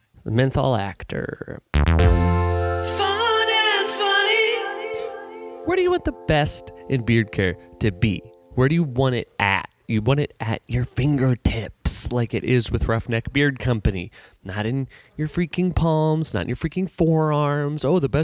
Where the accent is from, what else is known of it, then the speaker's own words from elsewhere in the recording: St. Louis, Missouri, United States; I'm from St. Louis.